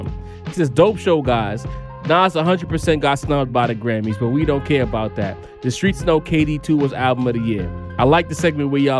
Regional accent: New York, United States; we're from New York

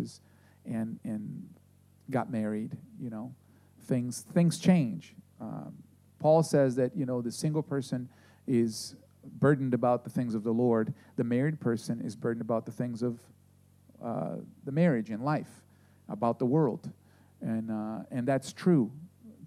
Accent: Brazil; moved away; I grew up in Brazil, and I went to this Adventist school

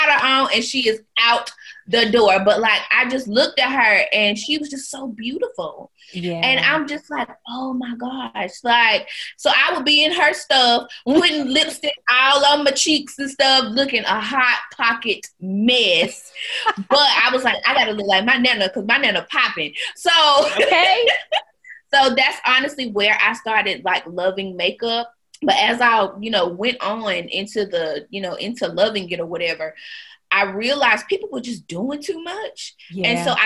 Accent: Wagram, North Carolina, United States; I'm from Wagram, North Carolina. That is a very small town where we only have one stoplight

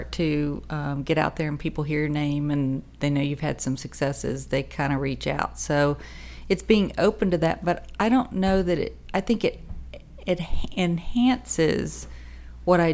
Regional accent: the South, United States; I was raised in the South

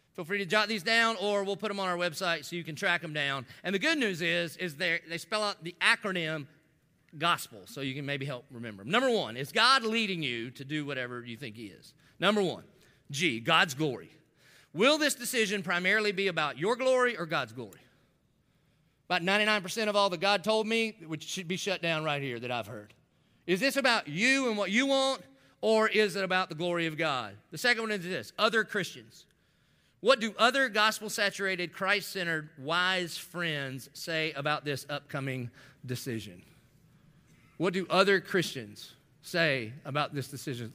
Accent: the South, United States; I didn't grow up in church, but I grew up in the South. So, like, every good Southern boy

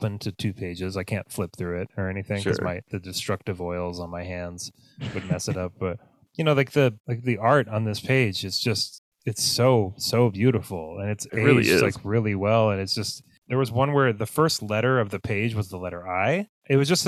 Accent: United States; as an American

